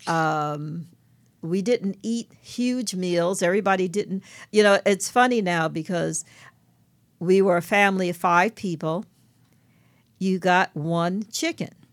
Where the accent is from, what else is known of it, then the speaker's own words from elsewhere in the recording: New York City, New York, United States; I grew up in Brooklyn, New York